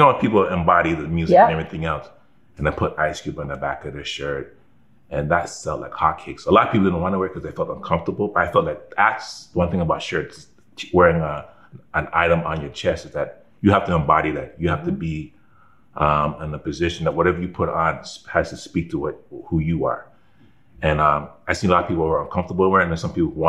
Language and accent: English; Toronto, Ontario, Canada; I was from Scarborough